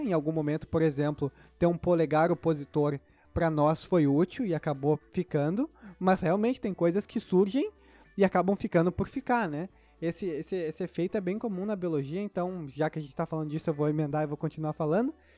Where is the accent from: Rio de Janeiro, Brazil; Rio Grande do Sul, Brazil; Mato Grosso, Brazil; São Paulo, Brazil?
Rio Grande do Sul, Brazil; sou gaúcho